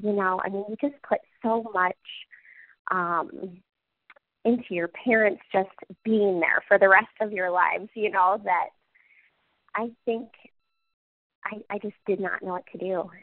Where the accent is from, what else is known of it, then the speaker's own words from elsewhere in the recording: Cedar Rapids, Iowa, United States; I'm from Cedar Rapids. I grew up here